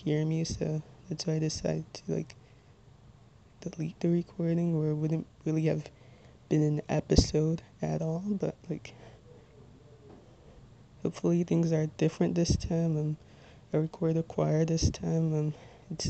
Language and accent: English; Little Ferry, New Jersey, United States; 22 years old, and I'm from Little Ferry, New Jersey.